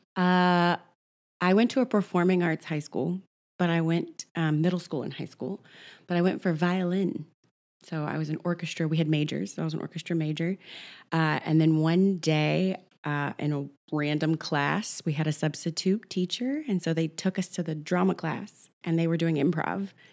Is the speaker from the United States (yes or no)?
yes; Oklahoma City, Oklahoma, United States; born or raised there; now in New York, United States